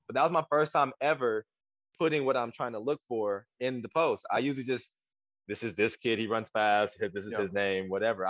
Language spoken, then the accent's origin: English; South Korea; I'm Korean, so my mom just kind of built me that way. I was born in Korea.